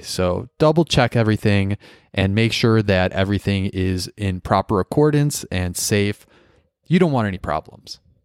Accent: Midwest, United States; I'm from the Midwest

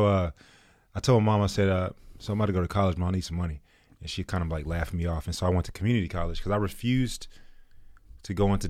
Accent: Killeen, Texas, United States; born there; also born or lived in Germany / Washington / Arizona / Virginia; So I was born in Killeen, and then I traveled around the world, went to a bunch of elementary schools, lived in Germany, went to school over there, Washington, Arizona, Virginia, Georgia, Texas, a few different places, Austin, Irving, Grand Prairie.

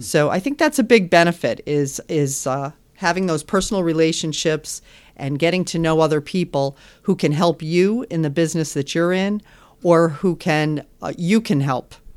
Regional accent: West Hartford, Connecticut, United States; I am from Connecticut. My family's here, born and raised in West Hartford.

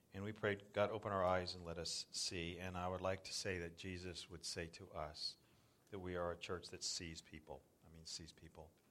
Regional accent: Southern California, United States; moved away as an adult; also born or lived in South Florida; now in Northern California, United States; I grew up in Southern California and we used to body surf um, Laguna and, and Newport

